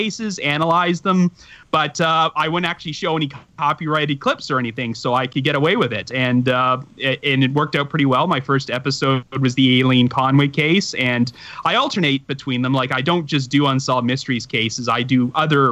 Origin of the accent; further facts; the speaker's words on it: Ontario, Canada; accent: Canadian; my Canadian accent